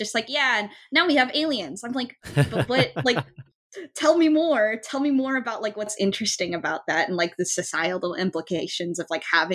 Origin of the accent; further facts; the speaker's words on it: Folsom, California, United States; also born or lived in San Francisco; Folsom is my hometown